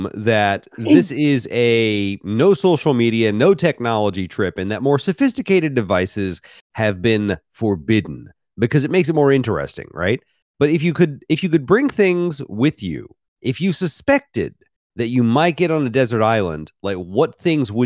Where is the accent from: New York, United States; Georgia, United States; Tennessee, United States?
Tennessee, United States; Memphis; also born or lived in Mississippi; I grew up in Memphis, Tennessee, spent a lot of time in Mississippi